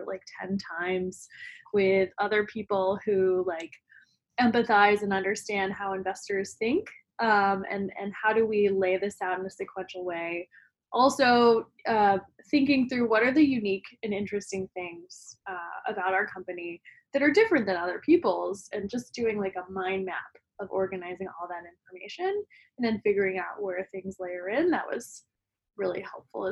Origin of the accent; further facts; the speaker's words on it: Denton, Texas, United States; I'm originally from Denton, Texas, which is about 30 minutes north of Dallas, and definitely strongly identify as a Texan